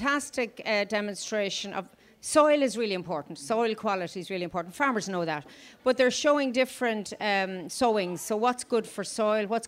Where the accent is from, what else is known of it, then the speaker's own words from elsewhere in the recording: County Louth, Ireland; moved away as an adult; now in County Meath, Ireland; I'm from County Louth. There's eight of us in family. My parents, sadly, have passed away. We had a small but mixed farm